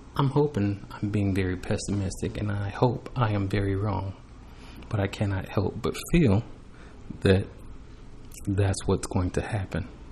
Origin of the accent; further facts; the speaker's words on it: United States; I was born in America